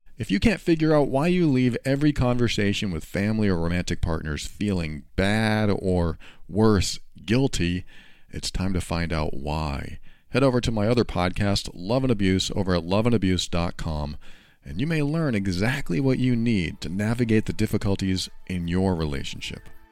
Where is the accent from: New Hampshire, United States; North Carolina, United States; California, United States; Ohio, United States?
New Hampshire, United States; moved away as an adult; also born or lived in Florida; I was moving from New Hampshire to Florida at the time